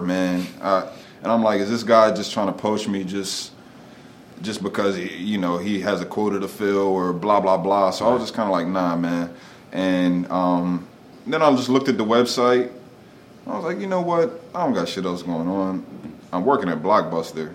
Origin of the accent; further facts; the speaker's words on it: Wilmington, Delaware, United States; also born or lived in Philadelphia; I grew up in Wilmington